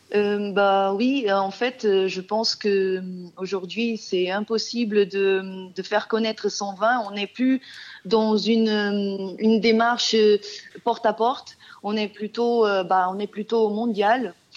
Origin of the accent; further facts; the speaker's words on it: Portugal; French is a second language; moved away as an adult; now in France; je suis portugaise